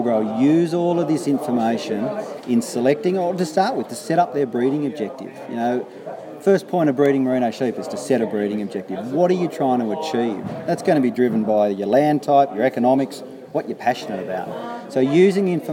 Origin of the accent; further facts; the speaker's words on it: New South Wales, Australia; I come from New South Wales.